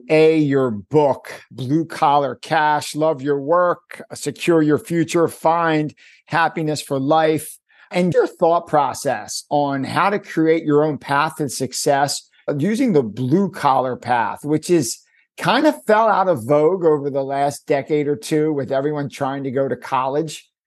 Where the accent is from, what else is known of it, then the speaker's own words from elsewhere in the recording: Cleveland, Ohio, United States; I grew up in Cleveland, Ohio.